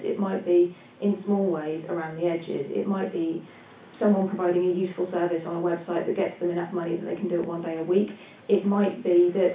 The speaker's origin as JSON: {"language": "English", "country": "United Kingdom", "said": "I speak as a British person here"}